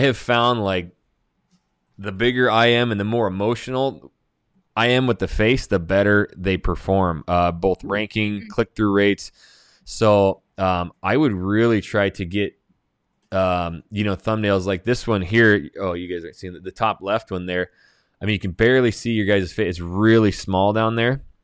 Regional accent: Hayden, Idaho, United States; I'm born and raised in Hayden, Hayden Lake, Idaho

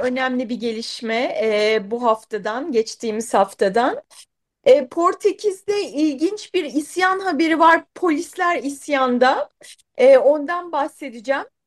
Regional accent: Kahramanmaraş, Turkey; Ben de Maraşlıyım

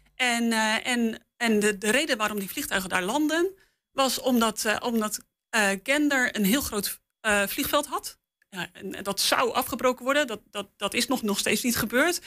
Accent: Netherlands; als Nederlander met, met meerdere talen in ons pakket

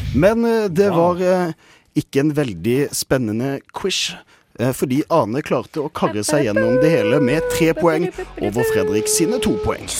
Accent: Kristiansand, Agder, Norway; moved away; mitt eh, gode hjemsted Kristiansand

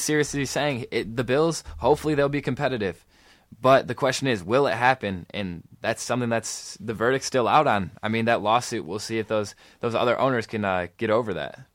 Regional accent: East Lansing, Michigan, United States; I grew up in East Lansing.

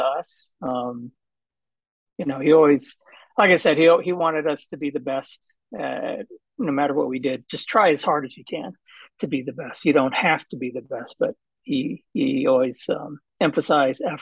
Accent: Southern California, United States; I was born and raised in Southern California

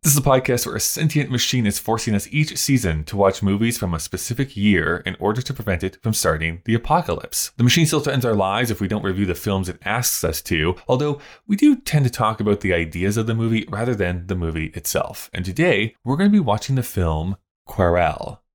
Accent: Canada

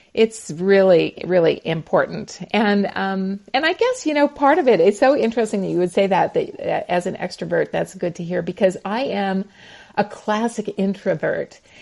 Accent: Montana, United States; now in North Carolina, United States; So I am a Montana girl. So I grew up in the Ooh. mountains of Montana.

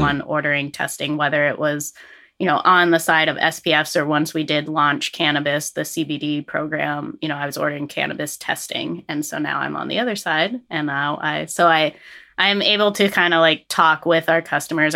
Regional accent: Fairfax, Vermont, United States; coming back to my home roots, I grew up in Fairfax

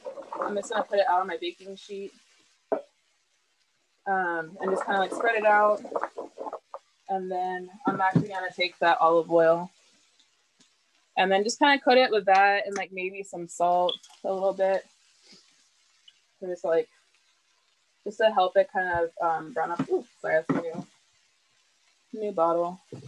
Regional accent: the South, United States; But I personally, like growing up in the South, just like general food, like we do a lot of like sauteed stuff with like butter and I find it very comforting.

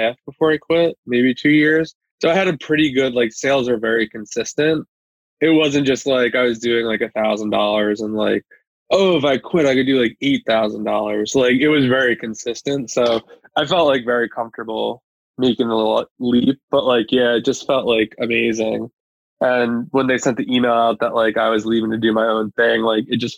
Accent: New York, United States; now in Pennsylvania, United States; I'm originally from New York.

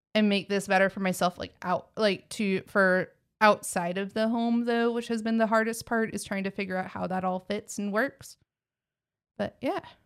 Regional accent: Texas, United States; accent: Texas; my Texas accent

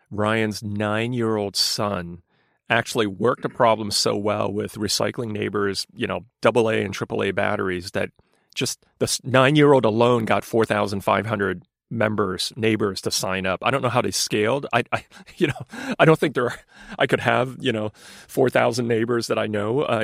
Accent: London, United Kingdom; born there; also born or lived in New York, United States; I mean, I was born in London and lived in New York, but but but my parents were immigrants.

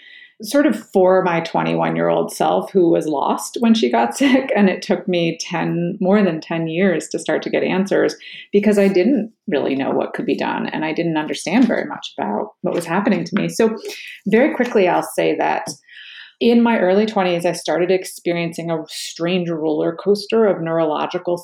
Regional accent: New York City, New York, United States; born or raised there; also born or lived in New England / Cape Cod

